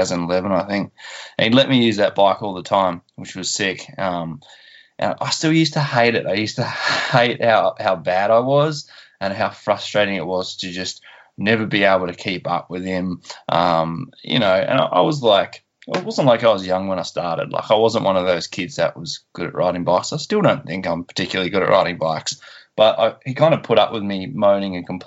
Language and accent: English; Tasmania, Australia; born or raised there; also born or lived in Perth, Western Australia